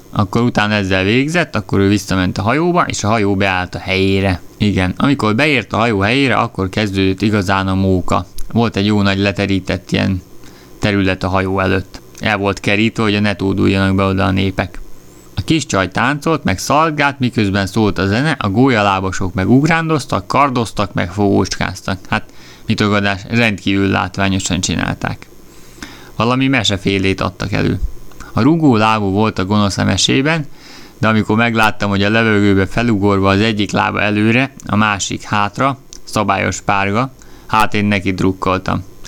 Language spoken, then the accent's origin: Hungarian; Hungary; én magyar vagyok